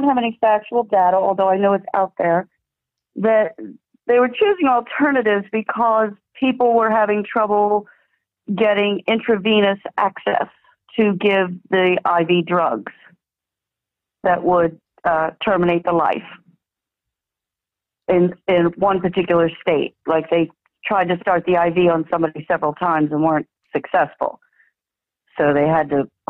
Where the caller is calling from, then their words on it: Florida, United States; I'm calling from, well, sunny Florida